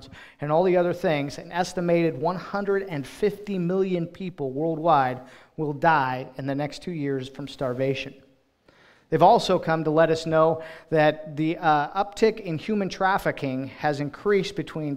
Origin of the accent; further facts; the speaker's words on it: Cheyenne, Wyoming, United States; moved away as an adult; now in Ashland, Ohio, United States; we're from Wyoming, so moved from Cheyenne, Wyoming, where we've lived all of our lives